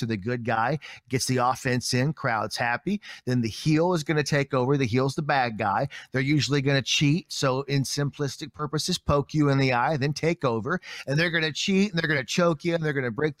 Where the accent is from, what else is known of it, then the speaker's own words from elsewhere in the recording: Appalachia, Kentucky, United States; moved away as an adult; also born or lived in Lexington, Kentucky; now in Springfield, United States; Like, I grew up in a trailer in Appalachia